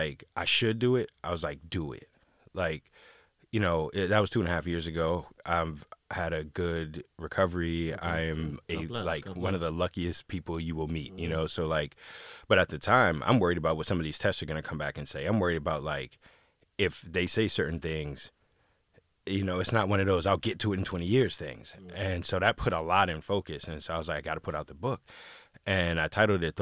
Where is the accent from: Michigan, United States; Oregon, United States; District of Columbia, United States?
District of Columbia, United States; Washington; I grew up in Washington, D.C.